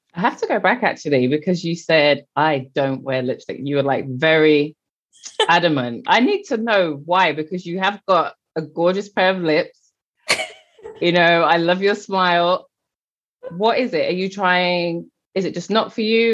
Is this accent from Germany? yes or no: no; England, United Kingdom; I'm English